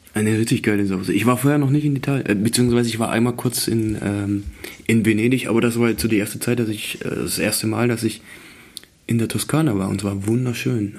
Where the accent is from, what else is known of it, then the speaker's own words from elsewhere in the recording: Swabia, Baden-Württemberg, Germany; ich komme ja aus dem Schwabenland